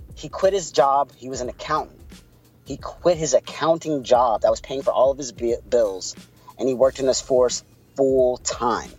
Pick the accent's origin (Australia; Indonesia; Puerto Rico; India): Puerto Rico; accent: Puerto Rican; my Puerto Rican accent